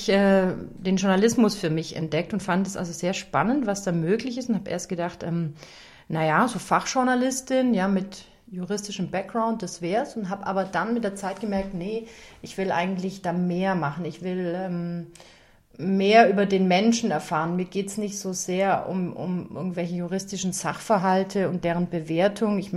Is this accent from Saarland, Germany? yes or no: no; Baden-Württemberg, Germany; born there; Also ich komme gebürtig ähm, aus dem Stuttgarter Raum. Ich bin also eine Schwäbin.